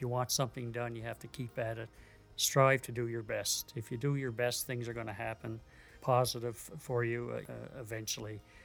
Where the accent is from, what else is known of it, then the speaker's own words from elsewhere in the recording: Sydney, Nova Scotia, Canada; I was brought up in Sydney and North Sydney